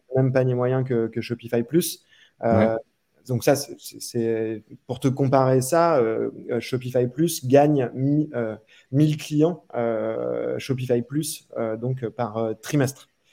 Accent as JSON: {"language": "French", "town": "Reims", "region": "Grand Est", "country": "France", "also_born_or_lived": "Paris", "moved": "as an adult", "said": "J'étais de Reims à la base"}